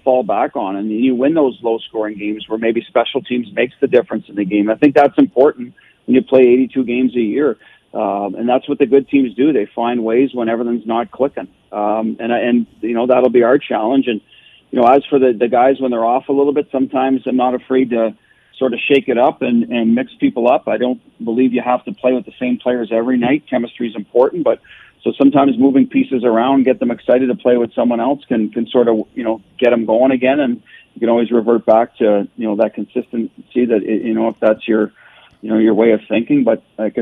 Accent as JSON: {"language": "English", "country": "Canada", "also_born_or_lived": "Boston", "moved": "yes", "lives_now": "Las Vegas, United States", "said": "I'm a Canadian."}